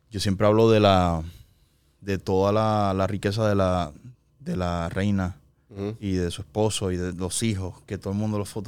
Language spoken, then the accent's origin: Spanish; Puerto Rico; yo era un boricua